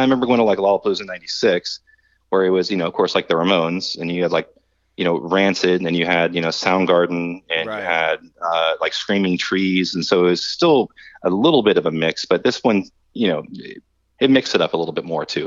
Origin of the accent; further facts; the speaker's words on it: Florida, United States; we're all from Florida